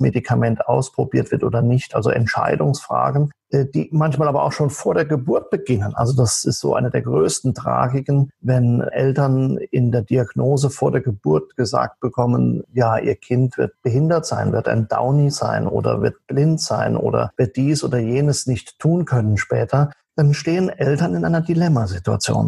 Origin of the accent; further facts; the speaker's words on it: Saarland, Germany; now in near Passau, Germany; Ich stamme aus dem Saarland und lebe zurzeit in der Nähe von Passau